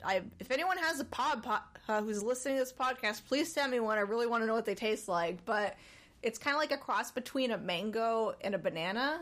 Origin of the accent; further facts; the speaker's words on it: Winooski, Vermont, United States; moved away; Back in my hometown, there's a river called Winooski